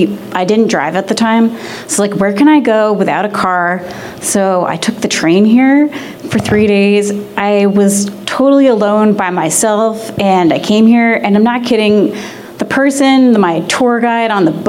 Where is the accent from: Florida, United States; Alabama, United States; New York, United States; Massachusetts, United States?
New York, United States; moved away as an adult; now in Portland, United States; I'm from New York, and I moved here last July